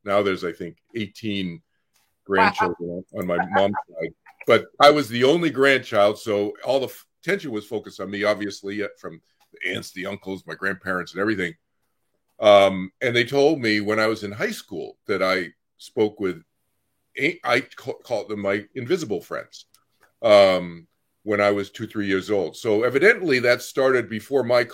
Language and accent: English; Boston, Massachusetts, United States; I grew up in Boston, Massachusetts